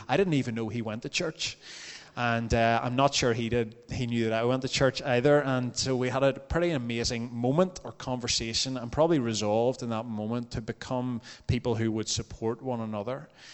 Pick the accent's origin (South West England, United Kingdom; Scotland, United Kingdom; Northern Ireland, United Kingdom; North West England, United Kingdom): Northern Ireland, United Kingdom; Templepatrick; I grew up in Templepatrick